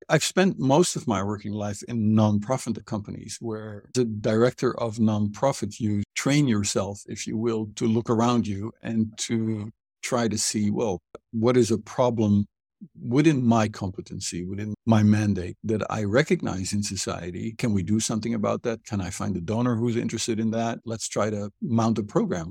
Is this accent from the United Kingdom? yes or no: no; Netherlands; moved away as an adult; also born or lived in Cambodia / Egypt; now in Hanoi, Vietnam; I was born and raised educated in Holland